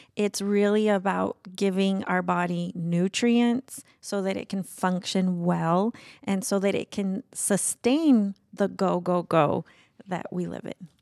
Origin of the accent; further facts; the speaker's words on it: Brazil; moved away as an adult; my life growing up in Brazil